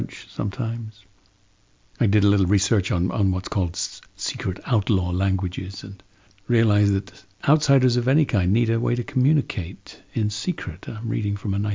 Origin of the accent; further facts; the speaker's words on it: London, United Kingdom; growing up in London